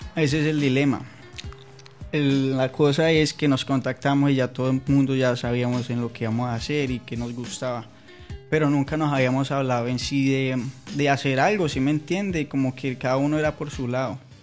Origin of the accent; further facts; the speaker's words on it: Colombia; now in Florida, United States; vivimos en Florida, somos todos colombianos